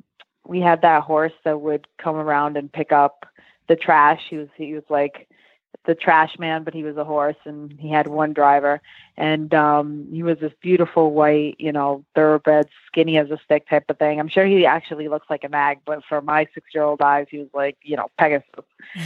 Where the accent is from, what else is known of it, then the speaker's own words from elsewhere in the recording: Dominican Republic; Yes. Dominican Republic. That's exactly right.